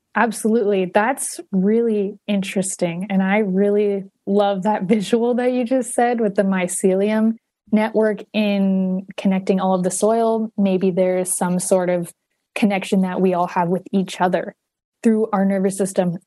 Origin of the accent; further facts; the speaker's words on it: Huntington Beach, California, United States; moved away as an adult; now in Northern California, United States; Southern California, where I'm from. Um, I'm from Huntington Beach